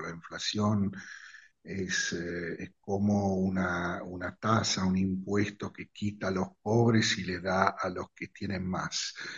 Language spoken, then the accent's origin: Spanish; Italy; also born or lived in Rosario, Argentina; como todos los ciudadanos italianos estamos